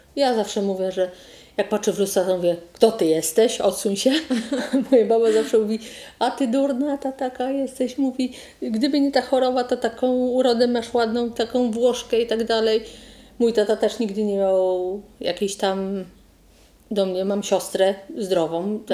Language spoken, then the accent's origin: Polish; Zielona Góra, Lubusz Voivodeship, Poland; czy pani jest z Zielonej Góry? Ja mówię, że tak.